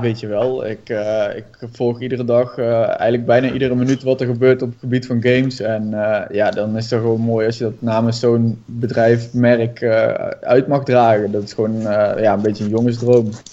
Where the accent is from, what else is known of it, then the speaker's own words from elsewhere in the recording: Budel, North Brabant, Netherlands; ik kom uit Budel